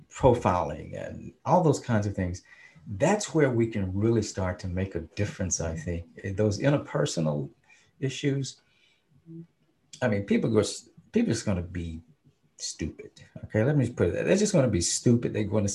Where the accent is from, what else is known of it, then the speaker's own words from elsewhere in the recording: the South, United States; But we as black people, we knew, because we came from the South, the three of us. We were from the South. We grew up in with Jim Crowism.